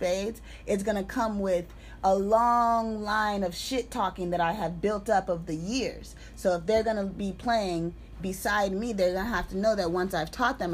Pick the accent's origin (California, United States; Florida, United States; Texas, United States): California, United States; the San Fernando Valley; also born or lived in La Puente, California; now in Los Angeles, United States; I'm from the Valley. I am not from Los Angeles